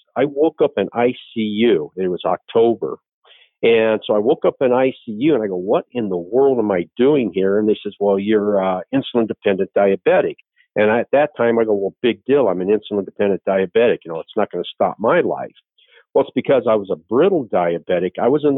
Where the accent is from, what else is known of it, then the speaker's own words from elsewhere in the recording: Phoenix, Arizona, United States; also born or lived in Williams Air Force Base, Arizona / Scottsdale / Chandler / Yuma; I am a native Arizonan, and I was born at Williams Air Force Base.